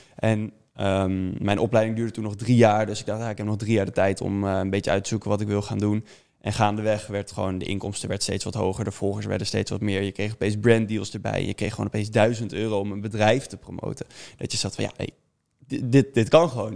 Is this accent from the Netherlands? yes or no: yes; Amersfoort, Utrecht, Netherlands; ik kom uit Amersfoort